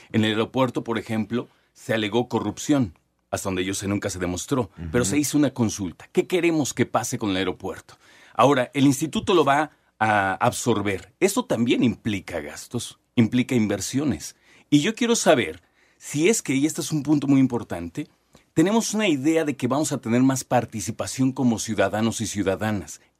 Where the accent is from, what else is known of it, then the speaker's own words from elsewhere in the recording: Mexico; Porque como mexicanos no sentimos eso.